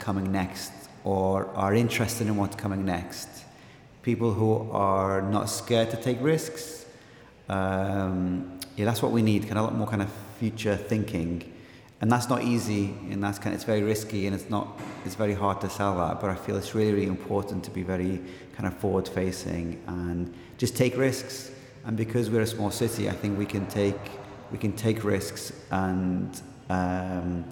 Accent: Liverpool, North West England, United Kingdom; also born or lived in Baghdad, Iraq; now in Dundee, United Kingdom; I'm originally from Baghdad, but I grew up in Liverpool.

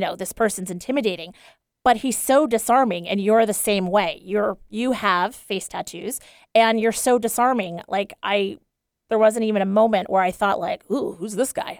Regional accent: East Coast, United States; moved away; I grew up on the East Coast in a pretty, uh, you know, upper middle class, white and uptight family

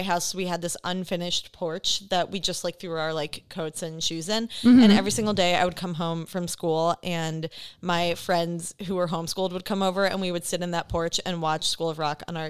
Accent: Antioch, Illinois, United States; But I am from the Chicago suburbs.

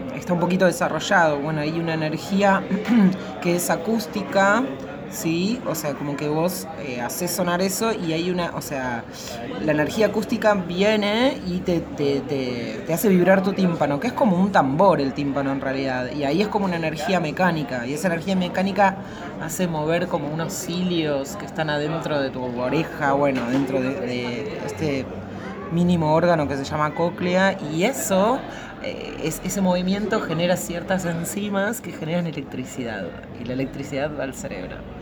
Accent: Argentina; soy argentina, tengo una formación occidental

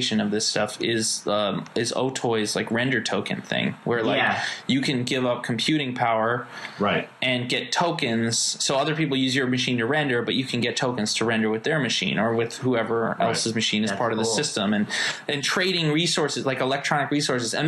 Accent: United States; also born or lived in New York / Los Angeles; I grew up in New York and L.A.

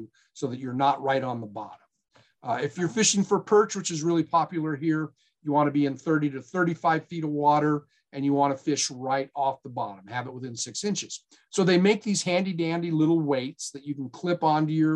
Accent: Black Hills of South Dakota, United States; now in Nevada, United States; I'm from the Black Hills of South Dakota

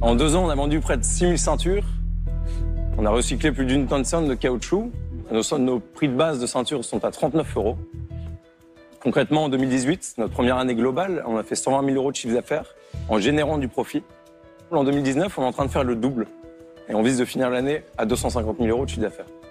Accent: Lille, Hauts-de-France, France; j'ai 26 ans, je suis originaire de Lille et je suis ingénieur

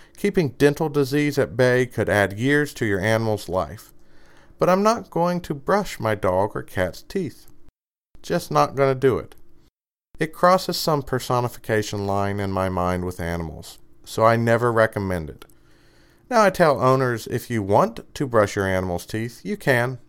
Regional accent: Kentucky, United States; I'm from Kentucky

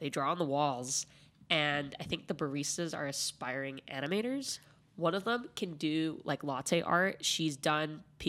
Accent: Pasadena, California, United States; I was born and raised in Pasadena

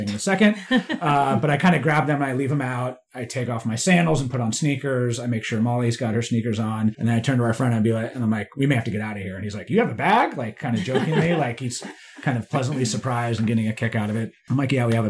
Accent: Bay Area, California, United States; I grew up in the Bay Area

